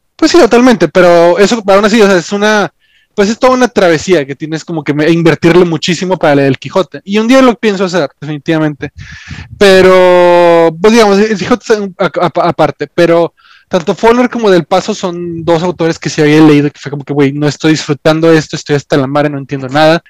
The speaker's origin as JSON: {"language": "Spanish", "country": "Mexico"}